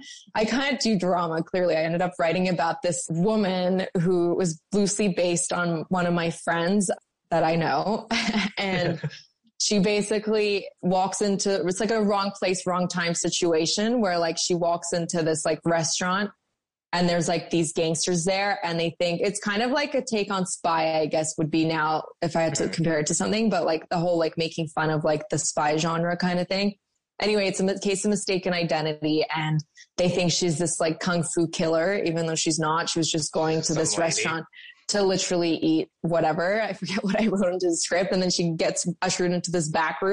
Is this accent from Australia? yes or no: yes; Australia; when I was growing up in Australia